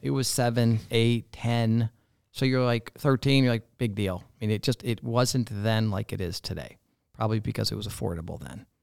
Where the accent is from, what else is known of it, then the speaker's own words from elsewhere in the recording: Barrington, Illinois, United States; also born or lived in Coral Gables, Florida; growing up in Barrington, it was, Barrington was not then like it is today